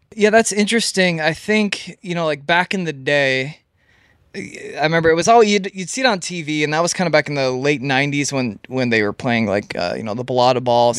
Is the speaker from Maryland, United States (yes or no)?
no; Elk River, Minnesota, United States; I grew up in Minnesota. That's where I'm born and raised.